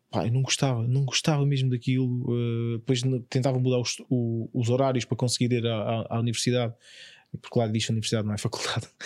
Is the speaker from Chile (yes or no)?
no; Évora, Alentejo, Portugal; Eu sou de Évora.